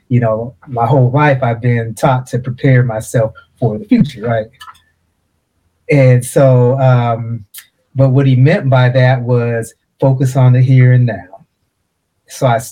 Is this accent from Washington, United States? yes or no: no; Portland, Oregon, United States; I grew up in Portland, Oregon